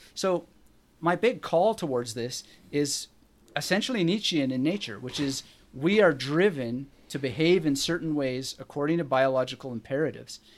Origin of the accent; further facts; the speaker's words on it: British Columbia, Canada; I was born in British Columbia